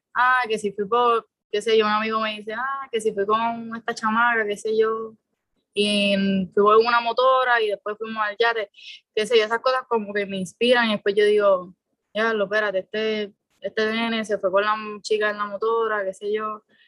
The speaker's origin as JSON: {"language": "Spanish", "town": "San Juan", "country": "Puerto Rico", "said": "soy de San Juan, soy de Puerto Nuevo"}